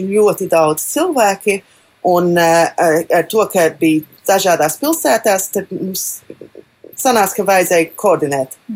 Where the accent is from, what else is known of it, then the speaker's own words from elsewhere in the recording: Melbourne, Victoria, Australia; Austrālijas jauniešu kora koordinātore. Dzimu Melburnā, Trešā no četrām meitām, mani trīs dēli, viens dzīvo Latvijā